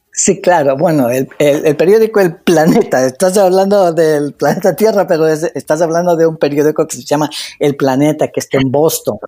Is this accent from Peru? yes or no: no; Ecuador; moved away as an adult; now in United States; el Ecuador, haber crecido ahí